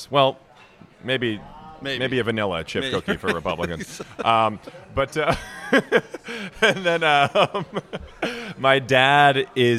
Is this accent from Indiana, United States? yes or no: no; Chicago, Illinois, United States; I grew up in Chicago, in Lincoln Park.